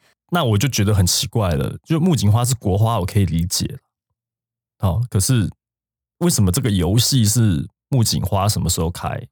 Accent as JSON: {"language": "Chinese", "country": "Taiwan", "said": "我们台湾人不清楚的事情"}